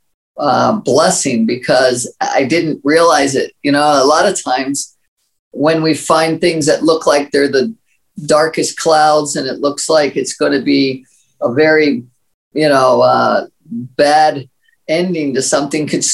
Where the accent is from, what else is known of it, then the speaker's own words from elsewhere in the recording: Maryland, United States; I grew up in Maryland and very humble beginnings